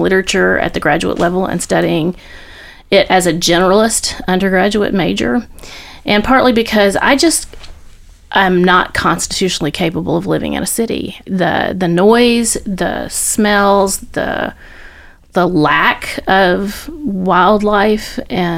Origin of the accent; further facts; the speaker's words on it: Andalusia, Alabama, United States; moved away as an adult; also born or lived in Philadelphia / Nashville; I grew up in Alabama